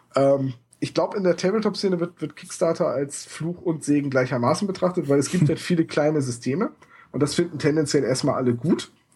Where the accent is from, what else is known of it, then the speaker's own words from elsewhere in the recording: Bremen, Germany; in meiner Heimatstadt